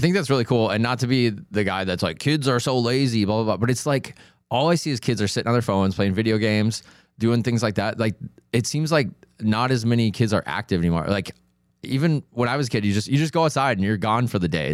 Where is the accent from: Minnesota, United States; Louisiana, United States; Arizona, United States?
Minnesota, United States; moved away; I'm originally from Minnesota